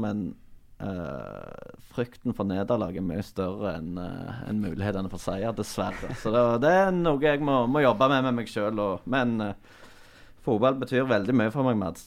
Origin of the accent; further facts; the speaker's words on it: Lye, Rogaland, Norway; jeg er fra Lye